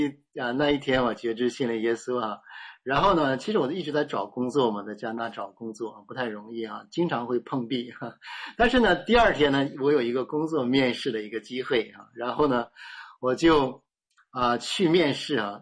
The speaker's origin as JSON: {"language": "Chinese", "region": "Heilongjiang", "country": "China", "said": "我们家是东北人，那是在东北的黑龙江"}